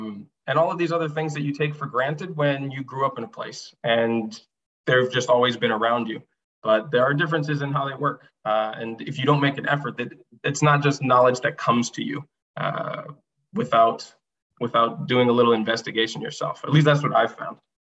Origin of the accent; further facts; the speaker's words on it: Japan; And like, I grew up in Japan. I traveled a lot as a kid.